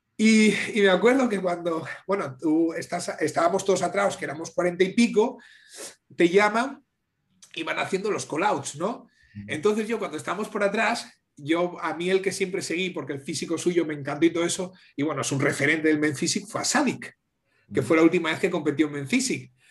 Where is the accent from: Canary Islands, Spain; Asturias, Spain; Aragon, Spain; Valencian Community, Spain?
Asturias, Spain